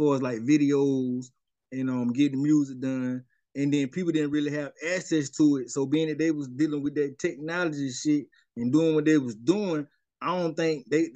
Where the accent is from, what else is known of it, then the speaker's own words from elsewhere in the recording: Spartanburg, South Carolina, United States; also born or lived in North Charleston, South Carolina / Columbia, South Carolina; I represent Sparkle City, man. I'm coming straight up out of Sparkle City, man. South Carolina